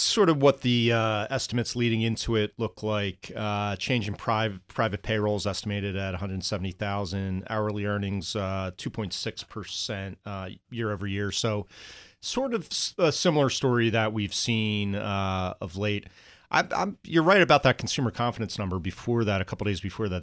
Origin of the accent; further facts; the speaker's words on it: New Jersey, United States; I'm from New Jersey